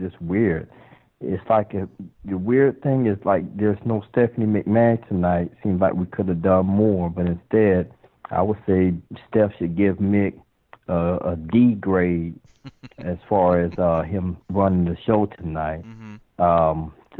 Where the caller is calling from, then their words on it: Tampa, Florida, United States; from Tampa.